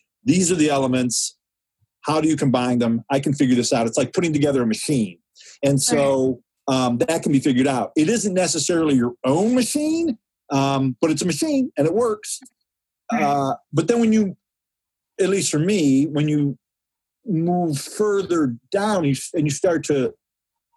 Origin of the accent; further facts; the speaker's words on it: Ann Arbor, Michigan, United States; also born or lived in Saline, Michigan / New York; I grew up in Ann Arbor and Saline